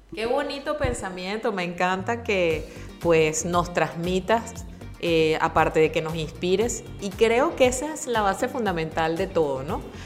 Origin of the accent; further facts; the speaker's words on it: Venezuela; tenemos los venezolanos